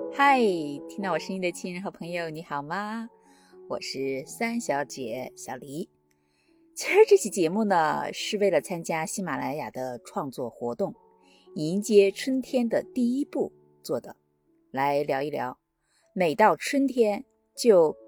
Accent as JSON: {"language": "Chinese", "country": "China", "tie": "born or raised there", "moved": "yes", "lives_now": "Washington, United States", "said": "我们老家有一个叫石家庄的村子，在五凤山的山脚下"}